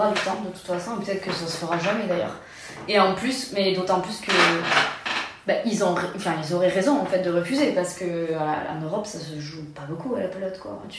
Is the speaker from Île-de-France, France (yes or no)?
no; Nouvelle-Aquitaine, France; Bah voilà, je suis basque, je suis attachée ici.